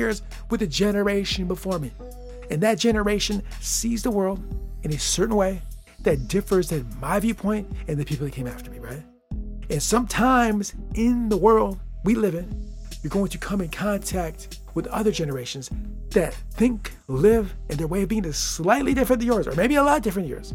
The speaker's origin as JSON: {"language": "English", "area": "Lansing", "region": "Michigan", "country": "United States", "tie": "born or raised there", "said": "my hometown, the place I live right now."}